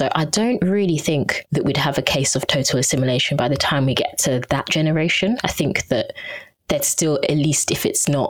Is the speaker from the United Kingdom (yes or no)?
no; Edo, Nigeria; So I'm also from Edo State.